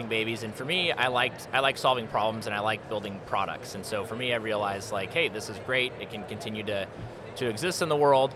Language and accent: English; Santa Barbara, California, United States; now in Colorado, United States; I grew up in Santa Barbara